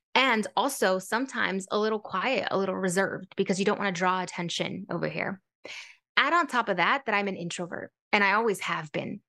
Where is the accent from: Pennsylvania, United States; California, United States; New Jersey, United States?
California, United States; San Francisco; I grew up in San Francisco, California, low-income family